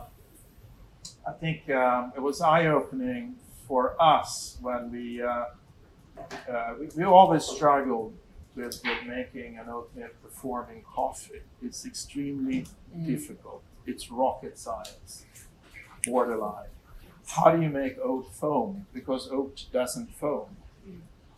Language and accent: English; Sweden; moved away; I go back to Sweden every so often. I meet all my old friends